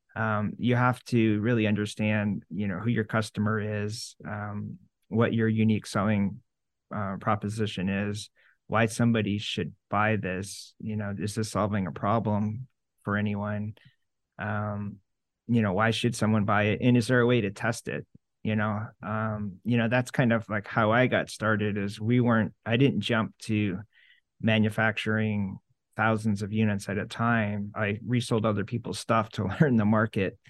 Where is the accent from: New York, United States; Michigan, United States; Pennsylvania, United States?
New York, United States; Syracuse; I grew up in Syracuse and everything's orange